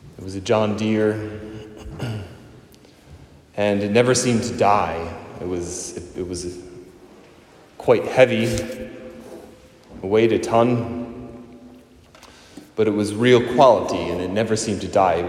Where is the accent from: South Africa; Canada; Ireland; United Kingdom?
Ireland; our own country here